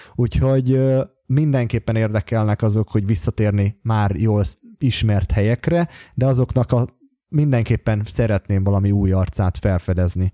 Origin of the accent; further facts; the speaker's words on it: Hungary; also born or lived in Bogotá, Colombia; Budapesten, mert hogy éppen magyar vagyok